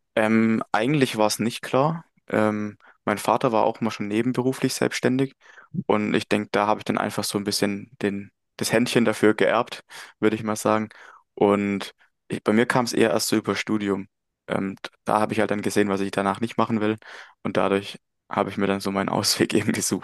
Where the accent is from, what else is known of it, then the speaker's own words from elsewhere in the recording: Möckmühl, Baden-Württemberg, Germany; komme aus Mückmühl, das ist in der Nähe von Heilbronn